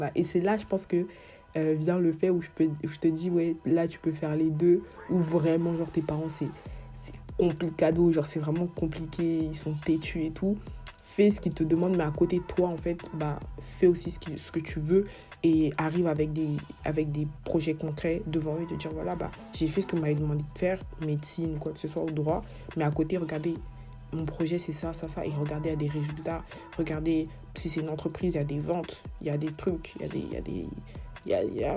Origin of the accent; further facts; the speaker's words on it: Cameroon; moi je suis camerounaise